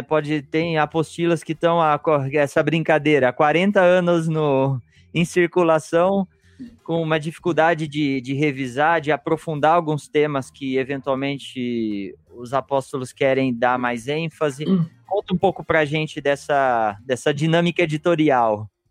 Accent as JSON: {"language": "Portuguese", "town": "Piracicaba", "region": "São Paulo", "country": "Brazil", "tie": "born or raised there", "said": "eu que cresci em Piracicaba"}